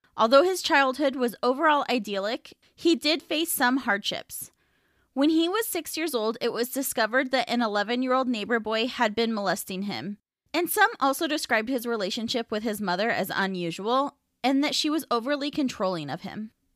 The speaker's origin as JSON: {"language": "English", "region": "Pacific Northwest", "country": "United States", "tie": "born or raised there", "said": "I was born in the Pacific Northwest"}